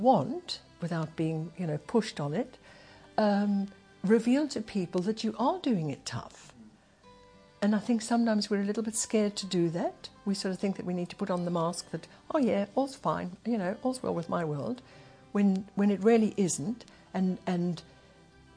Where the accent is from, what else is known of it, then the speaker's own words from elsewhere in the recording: Zimbabwe; moved away; also born or lived in England; I was born in England, but we came to Zimbabwe when I was three. So basically, as far as I'm concerned, I'm Zimbabwean